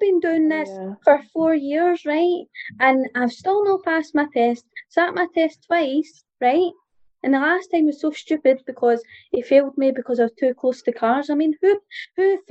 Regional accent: North Lanarkshire, Scotland, United Kingdom; I'm 25 and I'm from North Lanarkshire

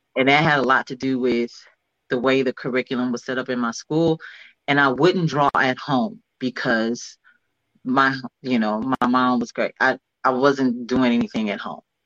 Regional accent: Cleveland, Ohio, United States; moved away; also born or lived in California; I'm from Cleveland, but I moved to California

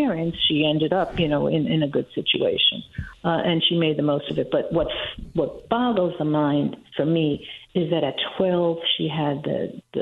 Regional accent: New York City, New York, United States; I grew up in Washington Heights

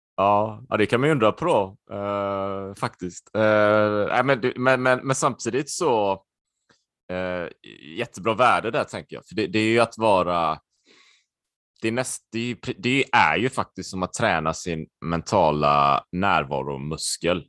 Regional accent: Sweden; also born or lived in Spain; jag är halvspanjor va? och där är det annorlunda kan jag säga eh, på många sätt. Jag kommer ihåg när jag växte upp och så här och jag åkte ner och min pappa var ju helt svensk så här och så åkte vi ner till släkten i Spanien

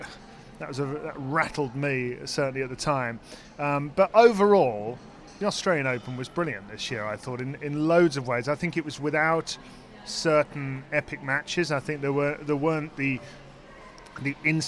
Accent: Birmingham, West Midlands, United Kingdom; Dan Evans from my hometown

